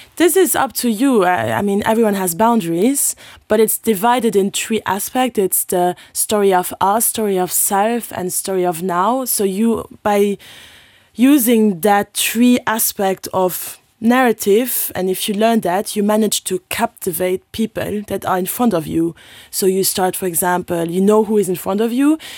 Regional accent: Luxembourg; English is a second language; I'm from Luxembourg

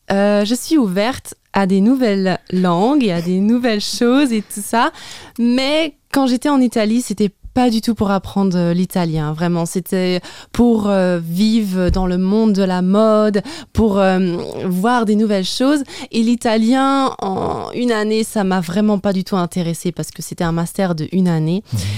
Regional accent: Luxembourg; first language French; bah, j'ai deux langues maternelles, le français et le luxembourgeois. Et je pense que quand on mélange ces deux langues, bah, il y a forcément un accent qui en ressort.

